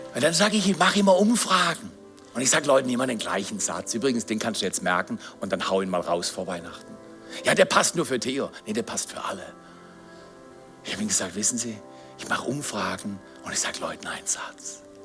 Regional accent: Black Forest, Baden-Württemberg, Germany; ich bin Pfarrer, ich komme aus dem Schwarzwald.

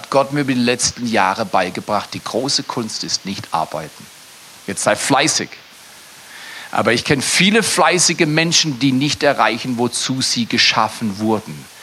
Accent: Freiburg, Baden-Württemberg, Germany; also born or lived in Dallas, United States / Toronto, Canada / Fort McMurray, Canada; Ich habe in Dallas studiert, ich habe in Toronto gelebt, ich habe in Fort McMurray gelebt, aber ich komme aus Freiburg, wegen eine Kleinstadt.

